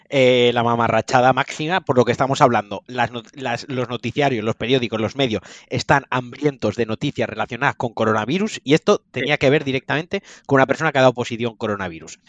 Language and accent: Spanish; Valencian Community, Spain; como valenciano